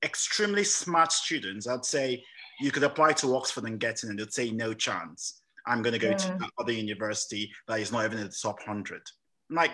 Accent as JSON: {"language": "English", "country": "Nigeria", "tie": "born or raised there", "also_born_or_lived": "England", "moved": "yes", "lives_now": "United Kingdom", "said": "I was born in England, but I actually grew up in Nigeria. And I came back to study here"}